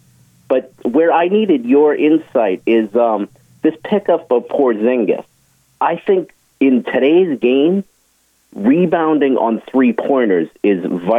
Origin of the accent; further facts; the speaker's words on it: North Andover, Massachusetts, United States; moved away; I was from North Andover